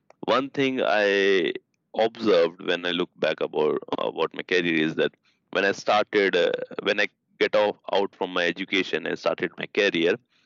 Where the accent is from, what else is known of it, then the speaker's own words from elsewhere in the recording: India; moved away as an adult; now in Sweden; I come from India, my background, my education, because there the education system is a bit different